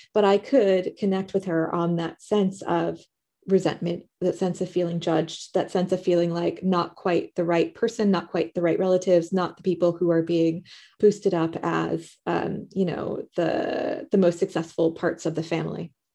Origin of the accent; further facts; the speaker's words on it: United States; moved away as an adult; now in United Kingdom; living in the U K, I'm American